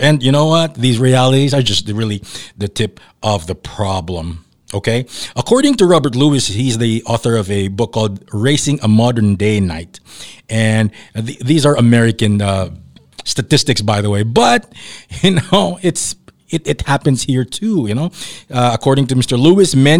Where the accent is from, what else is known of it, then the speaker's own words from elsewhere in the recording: Davao City, Davao Region, Philippines; moved away; also born or lived in Manila; I grew up down south in Davao, and then when I moved to Manila